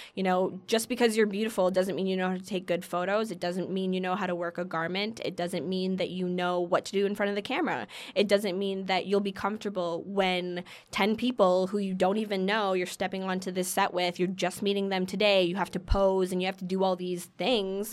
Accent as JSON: {"language": "English", "town": "Keswick", "region": "Ontario", "country": "Canada", "tie": "born or raised there", "also_born_or_lived": "Toronto", "said": "I was born and lived in Toronto up until I was about eight years old, until I moved to this place an hour north of Toronto um, called Keswick"}